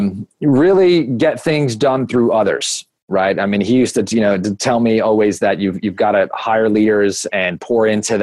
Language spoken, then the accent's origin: English; Long Beach, New York, United States; I grew up in the most amazing little town called Long Beach, New York